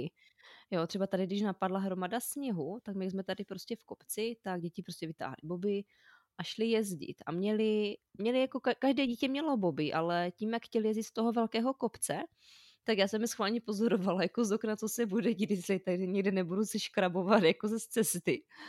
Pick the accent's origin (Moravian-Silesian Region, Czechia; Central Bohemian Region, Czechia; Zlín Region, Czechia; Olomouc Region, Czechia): Zlín Region, Czechia; Zlín; moved away; also born or lived in Prague; Vyrostla jsem ve Zlíně v paneláku